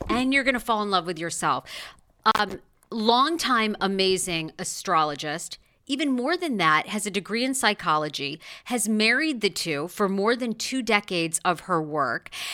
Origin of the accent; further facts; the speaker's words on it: Waterville, Maine, United States; the place I was born in Waterville, Maine